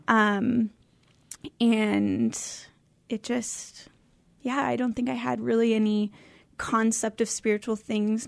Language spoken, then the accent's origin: English; Oak Harbor, Washington, United States; also born or lived in California; I grew up on Whidbey Island